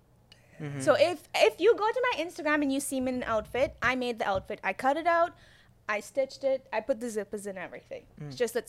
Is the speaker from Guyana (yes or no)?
yes; Guyana; And I guess from my accent, if I sound like I have an accent to you, you'll pick up on that as well.